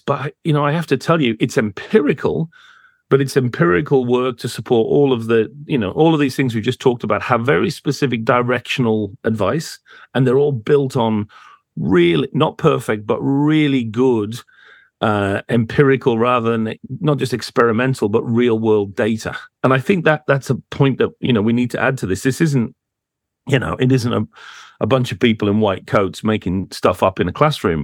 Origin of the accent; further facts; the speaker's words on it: United States; I grew up in America